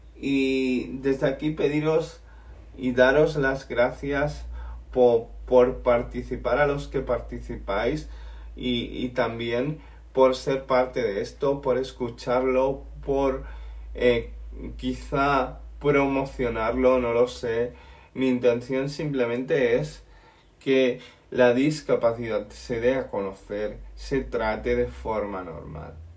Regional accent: Spain; yo soy español

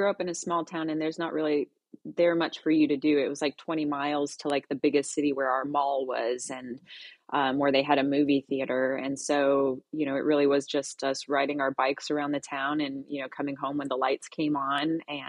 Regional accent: Tularosa, New Mexico, United States; also born or lived in Minot; I was born in Minot, North Dakota. My dad was in the Air Force, so we moved around a bit. But I grew up in a little town called Tularosa, New Mexico, which is near El Paso, Texas.

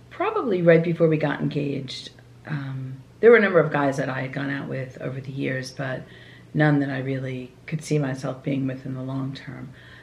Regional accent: Long Island, New York, United States; growing up on Long Island

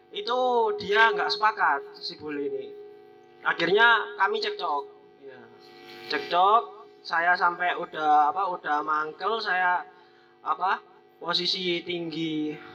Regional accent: Lumajang, East Java, Indonesia; di daerah saya Lumajang

